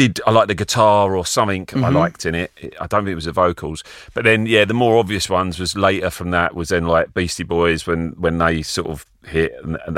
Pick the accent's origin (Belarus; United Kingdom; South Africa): United Kingdom; Benfleet, East of England; also born or lived in Colchester / Chelmsford; I grew up around, my family lived in Benfleet, which is kind of like a muddy puddle a bit near Southend